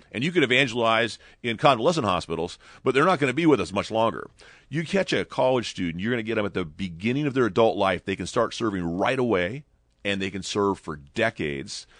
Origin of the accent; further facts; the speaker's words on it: Ventura, California, United States; in Ventura, my hometown